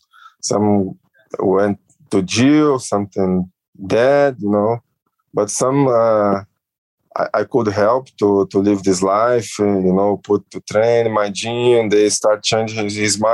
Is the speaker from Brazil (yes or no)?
yes; Rio de Janeiro, Brazil; Weather is like Rio de Janeiro, you know, it's always hot, beach, you know, I like, I feel my hometown.